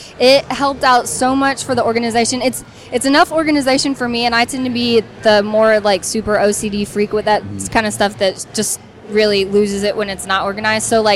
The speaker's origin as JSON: {"language": "English", "region": "Texas", "country": "United States", "tie": "born or raised there", "said": "I did. I got out there when I was 8"}